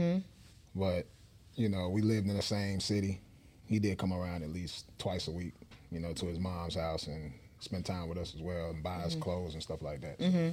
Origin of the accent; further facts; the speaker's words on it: Forest City, North Carolina, United States; moved away as an adult; now in Atlanta, United States; I'm from Forest City, North Carolina. It's a small town.